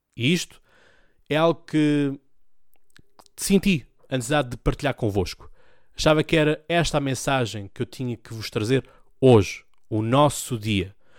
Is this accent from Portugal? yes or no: yes; Portugal; Um gosto de dizer que sou português. Um gosto de dizer que o meu país, a minha pátria, é Portugal